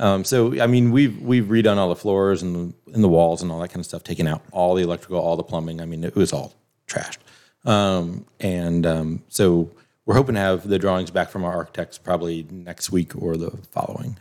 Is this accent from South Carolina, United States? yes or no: yes; South Carolina, United States; moved away as an adult; also born or lived in Wisconsin; my, my family was from Ohio, hers was from Florida. You know, we grew up in South Carolina